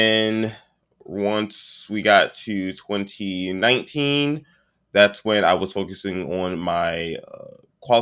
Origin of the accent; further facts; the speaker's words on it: Prince George's County, Maryland, United States; I am born and raised in Prince George's County, Maryland